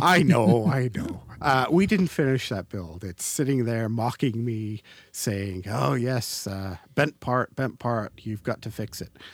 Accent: Canada; we're Canadians. And as a Canadian

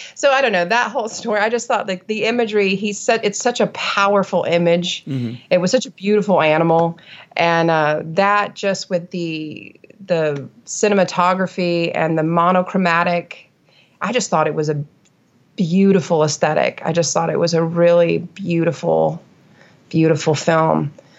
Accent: New England, United States; only a kid in New England, growing up in New England, making a point of studying New England

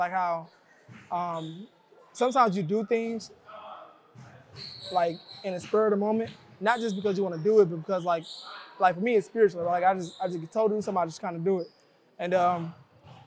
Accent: Kansas City, Missouri, United States; moved away as an adult; now in Detroit, United States; I love Kansas City. I love my hometown

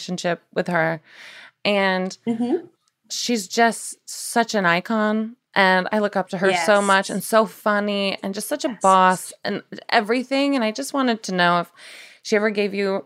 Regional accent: Nashville, Tennessee, United States; I'm from Nashville.

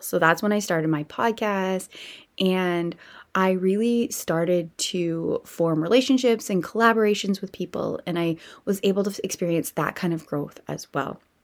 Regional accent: Canada; I am a Canadian girl

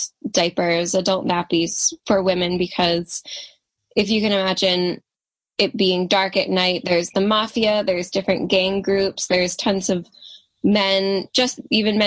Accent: United States; I'm American

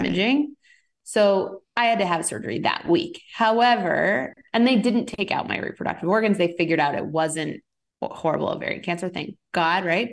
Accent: Rhode Island, United States; also born or lived in Boston / San Francisco; now in Los Angeles, United States; I'm originally an East Coaster, though, so I'm from Rhode Island, lived in Boston for ten years

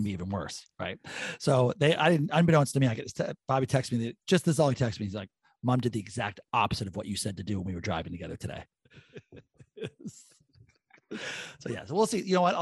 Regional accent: Canada; I'm a Canadian

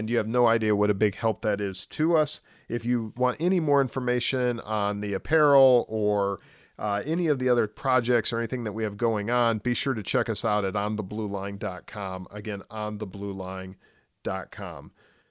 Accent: Indiana, United States; now in Florida, United States; Well, being in Florida, I've picked up saying soda, but I'm from Indiana originally.

